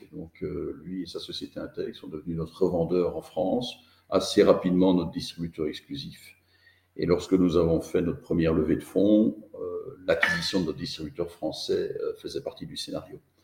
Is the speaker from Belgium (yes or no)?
yes; Belgium; je suis belge